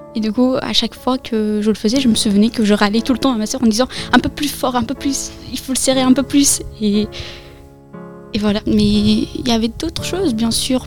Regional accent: France; also born or lived in Afghanistan / Iran; ça fait six ans que je suis en France avec mon frère, et mes parents

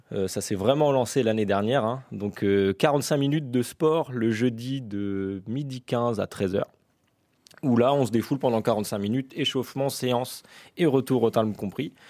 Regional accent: L'Aigle, Normandy, France; je suis originaire de l'Aigle, hein, depuis tout petit, je suis né ici

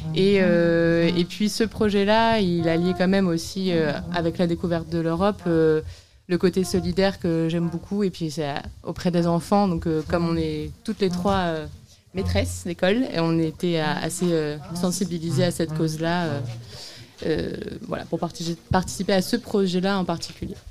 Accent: L'Aigle, Normandy, France; moved away as an adult; now in Nantes, France; je suis originaire de l'Aigle, mais après, j'ai bougé sur Nantes

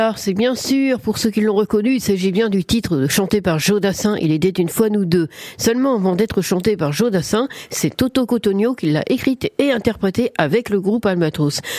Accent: France; chez nous, en France

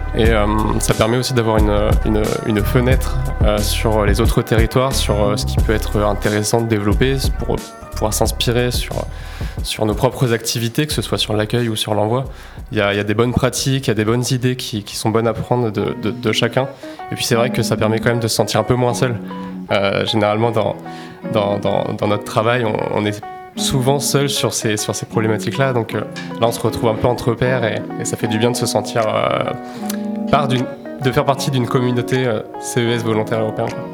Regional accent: Normandy, France; je suis un Normand

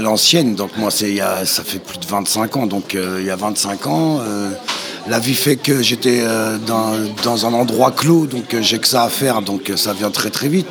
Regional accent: Val-d'Oise, Île-de-France, France; moved away as an adult; je viens du Val d'Oise, donc j'ai grandi avec les …, …

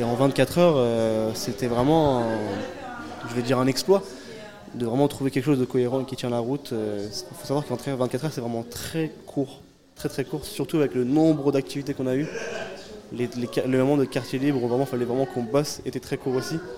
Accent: Louviers, Normandy, France; je suis de Louvier, moi.

